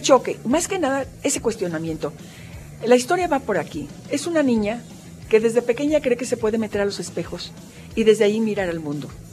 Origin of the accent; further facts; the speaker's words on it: Jalisco, Mexico; nosotros, Jalisco, somos el rostro de México